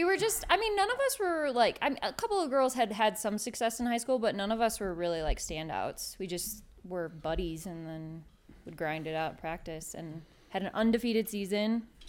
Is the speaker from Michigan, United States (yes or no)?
yes; Michigan, United States; I'm from Michigan.